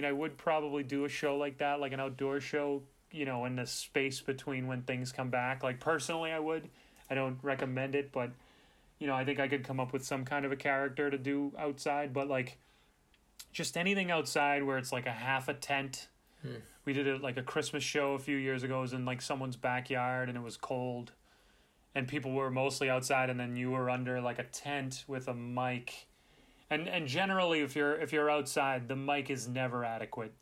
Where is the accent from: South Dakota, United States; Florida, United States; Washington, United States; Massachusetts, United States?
Massachusetts, United States; Boston; I'm from Boston